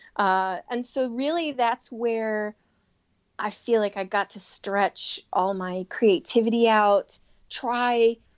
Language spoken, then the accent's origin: English; Chicago, Illinois, United States; Growing up in Chicago